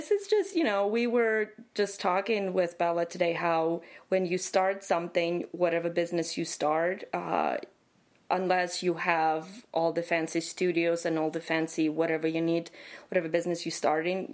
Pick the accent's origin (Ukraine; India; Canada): Ukraine; moved away as an adult; I'm originally from Ukraine